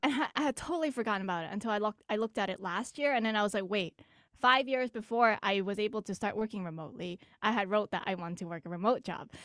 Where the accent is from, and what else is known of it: Greater Boston, Massachusetts, United States